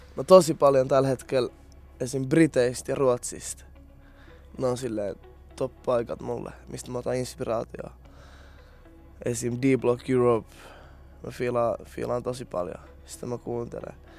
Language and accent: Finnish; Tampere, Pirkanmaa, Finland; mä oon ite Tampereelta